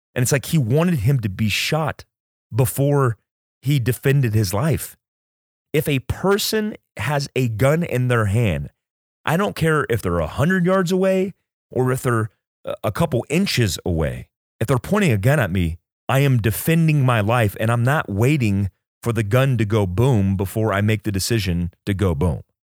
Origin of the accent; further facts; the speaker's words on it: United States; as an American who believes in constitutional rights